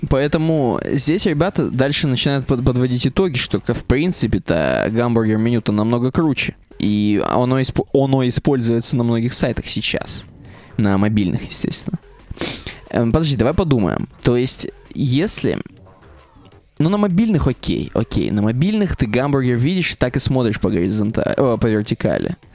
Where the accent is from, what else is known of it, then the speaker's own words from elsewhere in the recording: Michigan, United States; я из Мичигана, если что.